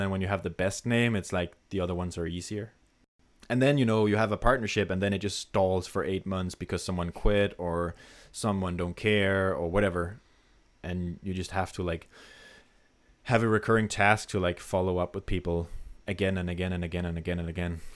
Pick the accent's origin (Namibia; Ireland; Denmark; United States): Denmark; English is a second language; a random dude from Denmark